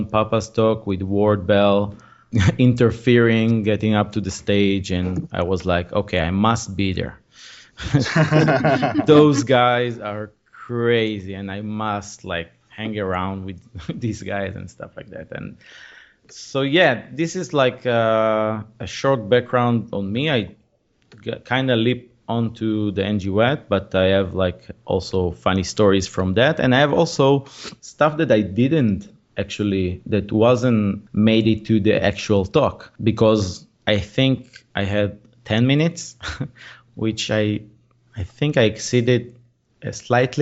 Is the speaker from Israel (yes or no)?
yes; Israel; I'm from Israel, so I do it mainly here in Israel